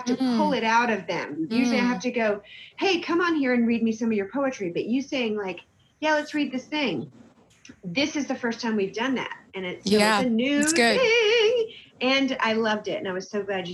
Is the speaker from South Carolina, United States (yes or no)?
yes; Spartanburg, South Carolina, United States; also born or lived in Boiling Springs, South Carolina; now in Michigan, United States; I grew up in Spartanburg, South Carolina